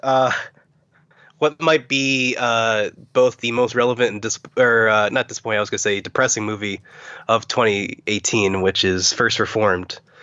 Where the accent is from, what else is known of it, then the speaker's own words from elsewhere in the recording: Pittsburgh, Pennsylvania, United States; I'm from Pittsburgh